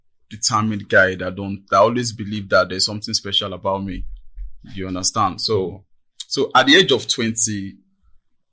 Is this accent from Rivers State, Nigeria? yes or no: no; Maryland, Lagos, Nigeria; born and brought up in Maryland. Nigeria, Maryland.